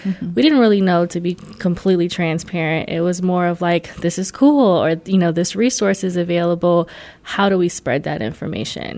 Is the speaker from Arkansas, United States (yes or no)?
no; Columbus, Ohio, United States; also born or lived in New York / Puerto Rico (family); born in New York, um, lived in New York to about five, 6 mm-hmm. and my parents came here to Columbus